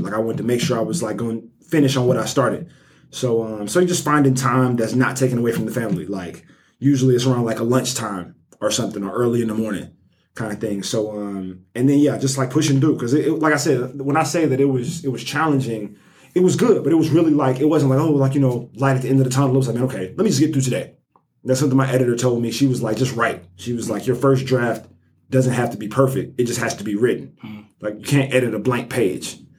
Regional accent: Birmingham, Alabama, United States; I'm from Birmingham, born and raised um, Nigerian American.

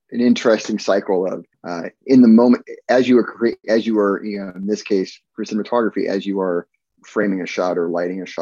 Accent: Alaska, United States; amongst many places I grew up, I grew up in Alaska uh, as a kid

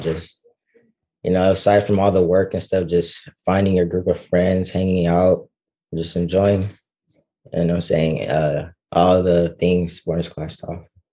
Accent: Dallas, Texas, United States; I'm from Dallas, Texas

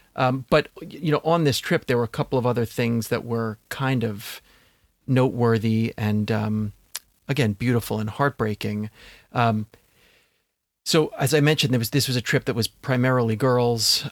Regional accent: Long Island, New York, United States; moved away as an adult; now in Brooklyn, United States; Where I grew up on Long Island

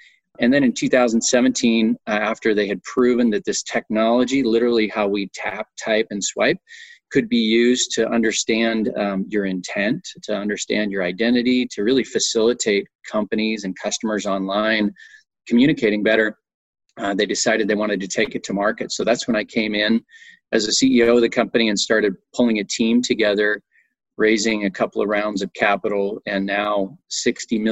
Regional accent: Montana, United States; moved away as an adult; also born or lived in Austin, Texas; I grew up in Montana.

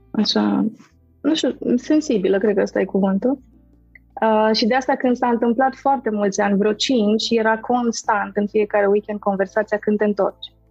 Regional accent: Târgu Mureș, Mureș County, Romania; now in Cluj-Napoca, Romania; Sunt din Cluj, sunt în Cluj, sunt din Târgu Mureș

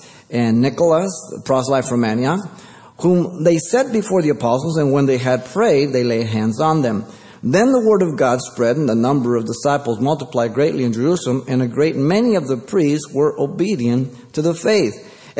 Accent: Mexico City, Mexico; now in United States; I came from Mexico City, and in three, four more generations, if you compare my generations to the one who came in first generation, there's a big difference.

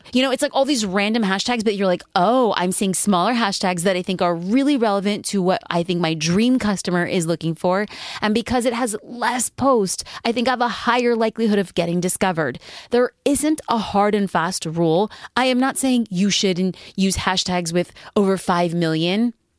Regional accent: Newport Beach, California, United States; my hometown, which would be hashtag cafe gratitude Newport Beach

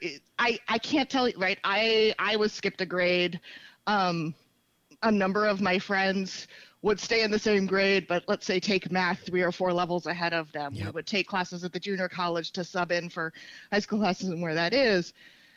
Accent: United States; also born or lived in Baltimore, Maryland / Modesto, California; I grew up half in Baltimore, half in Modesto, California

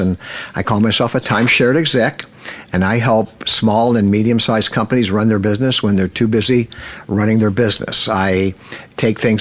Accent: Cincinnati, Ohio, United States; I grew up in Cincinnati, Ohio

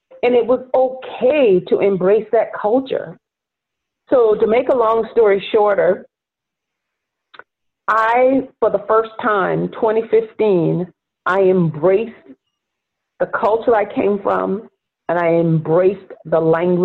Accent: near Charleston, rural South Carolina, United States; also born or lived in Florida; now in New York, United States; as a Black woman growing up in rural South Carolina

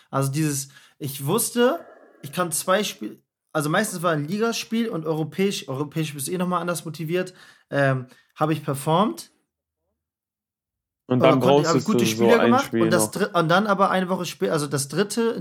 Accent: Bremen, Germany; ich komme aus Bremen

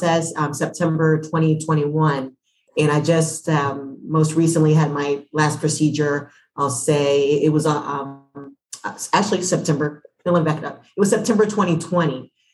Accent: Atlanta, Georgia, United States; I'm from Atlanta

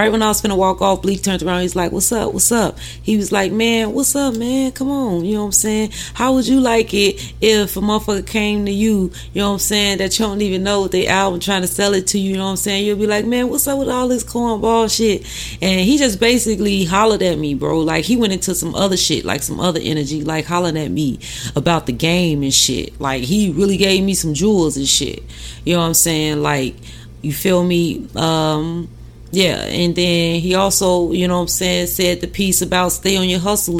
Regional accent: Chicago, Illinois, United States; my hometown, you know what I'm saying, Chicago.

